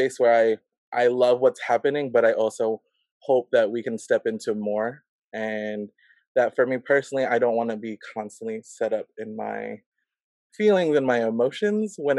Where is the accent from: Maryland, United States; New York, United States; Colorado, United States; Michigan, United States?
Maryland, United States; Silver Spring; I grew up in the Washington, D.C. area, Silver Spring, Maryland